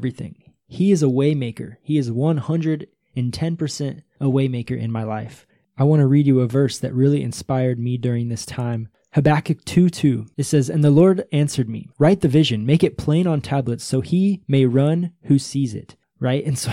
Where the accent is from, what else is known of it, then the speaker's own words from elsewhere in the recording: United States; moved away as an adult; now in Brazil; I'm American, right? I speak English